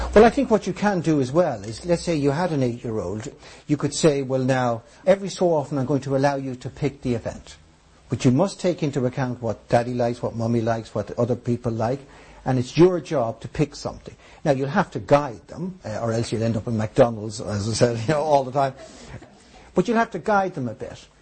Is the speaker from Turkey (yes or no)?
no; Ireland